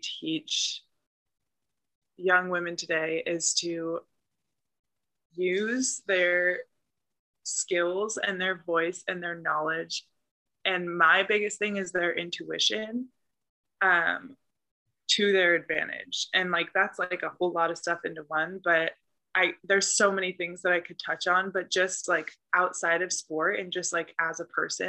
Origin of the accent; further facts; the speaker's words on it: the Bay Area, California, United States; I'm from the Bay